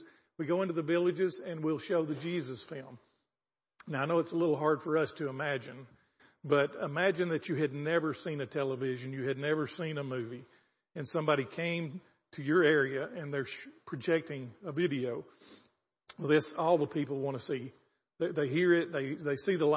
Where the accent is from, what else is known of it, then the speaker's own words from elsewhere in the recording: the South, United States; moved away as an adult; now in Zambia; I'm from the South